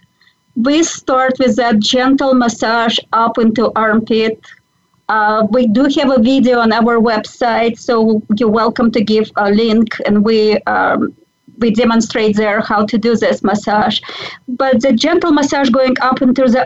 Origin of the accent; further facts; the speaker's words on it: Belarus; moved away; I was born and raised in Belarus, which was a part of Soviet Union